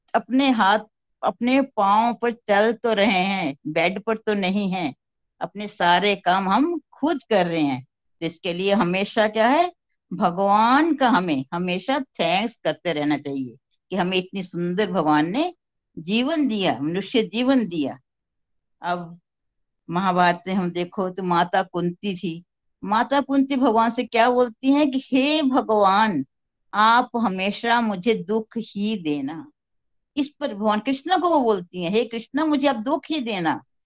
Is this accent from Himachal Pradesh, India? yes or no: yes; Chamba, Himachal Pradesh, India; मैं खुद पहाड़ों की रहने वाली हूँ मैं हिमाचल के चंबा शहर से बिलोंग करती हूँ